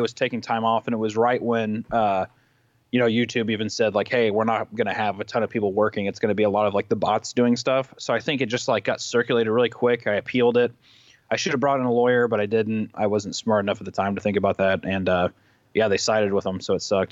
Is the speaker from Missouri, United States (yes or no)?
yes; Kansas City, Missouri, United States; I grew up in Kansas City, Missouri